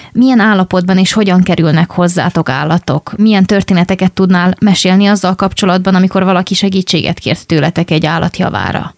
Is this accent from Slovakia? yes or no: no; Vojvodina, Serbia; moved away; még gyerek voltam, és én vajdasági vagyok, és egy pici városban éltünk